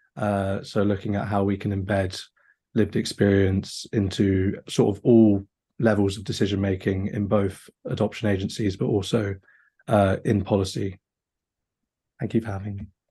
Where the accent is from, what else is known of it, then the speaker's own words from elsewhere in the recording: London, United Kingdom; I was born and raised in London